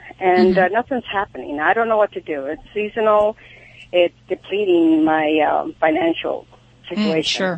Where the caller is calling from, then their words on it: Sherman Oaks, California, United States; Sherman Oaks.